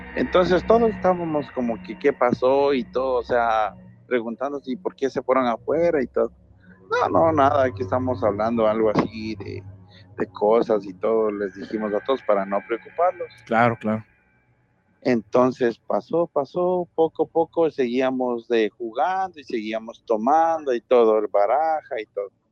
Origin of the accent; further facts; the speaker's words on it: Ecuador; now in New Orleans, United States; Te estoy llamando de Nueva Orleans, pero soy de Ecuador.